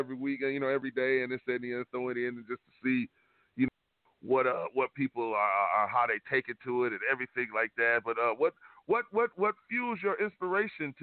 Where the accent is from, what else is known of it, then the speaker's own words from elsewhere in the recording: Detroit, Michigan, United States; now in West Coast, United States; Now I'm from Detroit